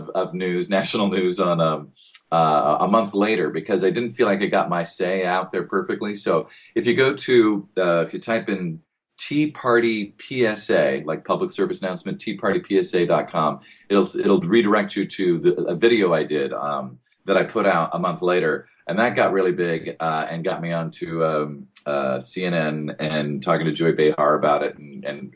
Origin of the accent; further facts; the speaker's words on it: United States; accent: American; I'm the only one with the American accent